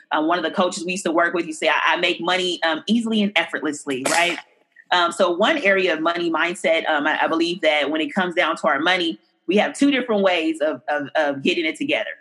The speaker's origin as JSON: {"language": "English", "town": "Oakland", "region": "California", "country": "United States", "tie": "born or raised there", "said": "I grew up in um, deep East Oakland"}